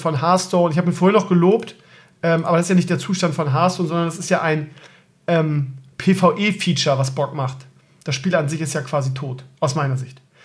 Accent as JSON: {"language": "German", "region": "Bremen", "country": "Germany", "said": "Ich komme ja auch aus Bremen-Gröpeling, das ist ja auch Ghetto."}